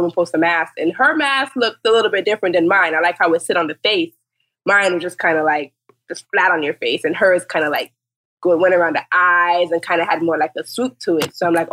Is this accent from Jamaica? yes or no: yes; Jamaica; now in Fort Lauderdale, United States; I am from Jamaica and I live in Fort Lauderdale